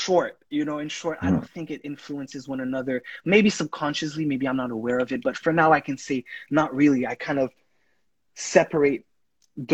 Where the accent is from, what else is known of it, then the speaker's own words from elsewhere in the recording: Haiti; first language Haitian Creole; English is a second language; now in United States; I'm Haitian. Like, I grew up in Haiti. I speak the language.